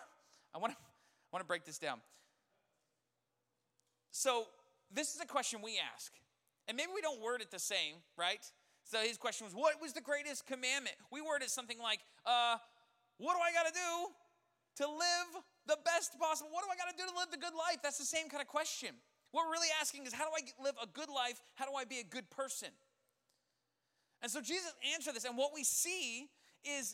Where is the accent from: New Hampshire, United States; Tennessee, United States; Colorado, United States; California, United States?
Colorado, United States; I grew up in Colorado.